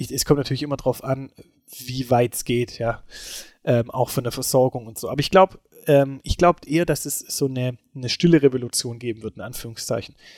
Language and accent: German; Germany; also born or lived in Esslingen; bei uns in Deutschland